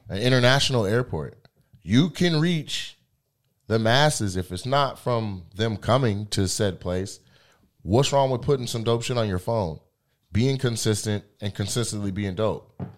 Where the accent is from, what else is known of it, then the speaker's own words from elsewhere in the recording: Lacey, Washington, United States; I'm from Lacey